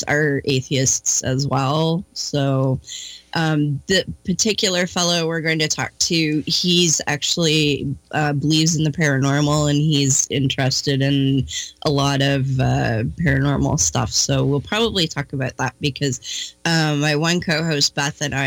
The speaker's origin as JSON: {"language": "English", "country": "Canada", "said": "I'm from Canada, actually."}